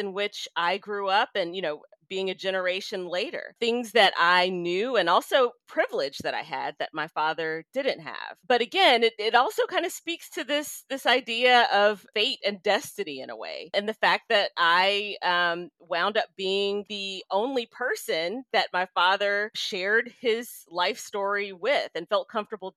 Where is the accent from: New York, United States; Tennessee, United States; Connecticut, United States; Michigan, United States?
Tennessee, United States; Memphis; growing up in Memphis, Tennessee, as I did